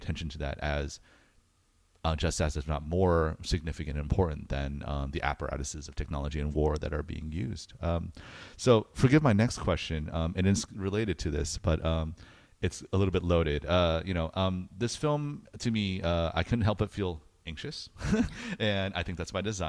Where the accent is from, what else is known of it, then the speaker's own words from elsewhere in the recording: United States; I'm American